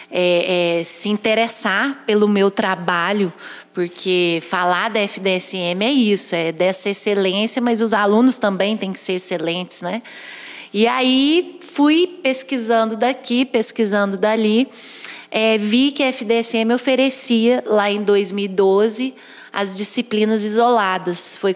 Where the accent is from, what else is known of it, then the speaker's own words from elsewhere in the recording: Perdões, Minas Gerais, Brazil; Eu sou de Perdões, também sul de Minas, estou a 200 quilômetros daqui de Pouso Alegre.